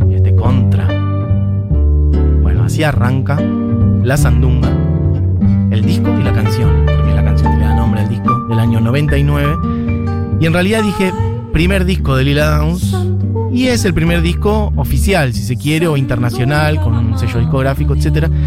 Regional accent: Oaxaca, Mexico; para mí siendo oaxaqueña, lo que se llama el trueque

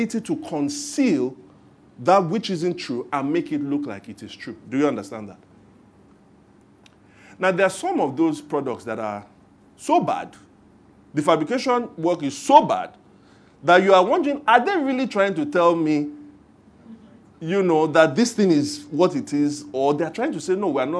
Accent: Lagos, Nigeria; growing up in Lagos

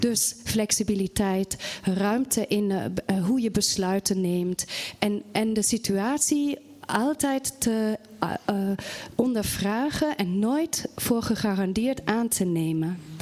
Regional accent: Germany; now in Netherlands; Ik kom wel oorspronkelijk uit Duitsland

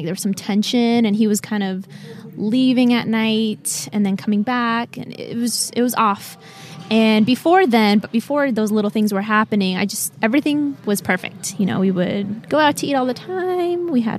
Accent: Utah, United States; now in West Palm Beach, United States; I'm from West Palm Beach, Florida. Okay. Couple things that just... I guess stand out about me. I'm from Utah originally.

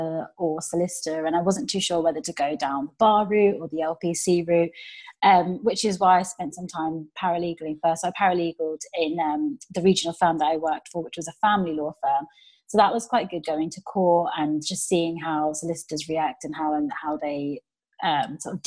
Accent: Milton Keynes, South East England, United Kingdom; Originally, I'm from Milton Keynes

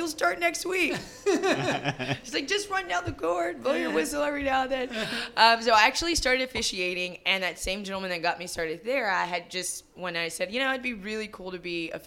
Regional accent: Friendswood, Texas, United States; also born or lived in Houston / Dallas / Austin; I grew up in the Friendswood area, so south, kind of the suburbs there

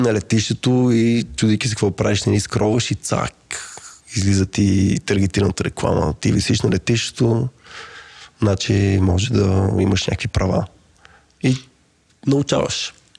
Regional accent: Bulgaria; сме българи

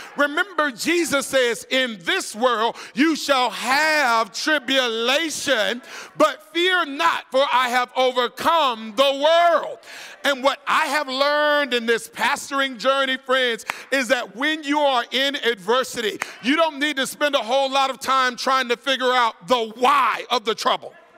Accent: Florida, United States; growing up in Florida

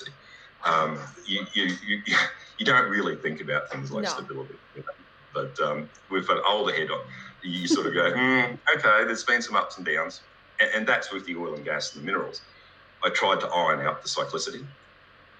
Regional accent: Queensland, Australia; I grew up in Queensland in Australia. I grew up on a banana farm

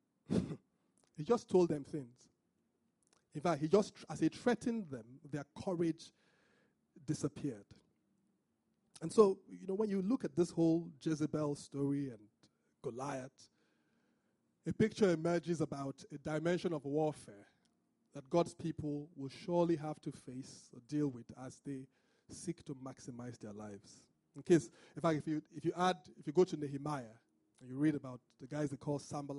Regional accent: Benin City, Edo, Nigeria; I'm from Benin, which is not exactly Niger Delta.

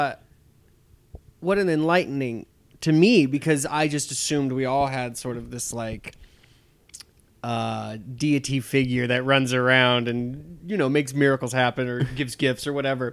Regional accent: Guam; We're from Guam. We're Chamorros

